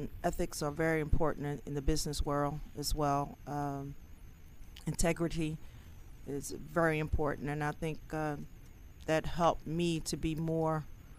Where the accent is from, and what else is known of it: Philadelphia, Pennsylvania, United States